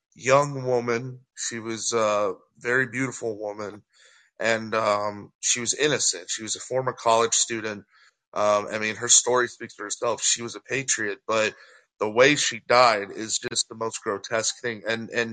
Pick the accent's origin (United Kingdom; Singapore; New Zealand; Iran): Iran; now in United States; I'm an activist from Iran